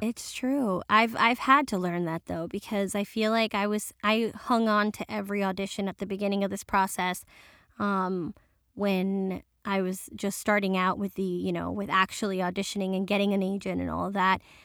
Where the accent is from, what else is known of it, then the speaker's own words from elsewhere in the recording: New York City, New York, United States; first language Spanish; I'm first generation Dominican and, um, born in New York, and my family still speaks Spanish.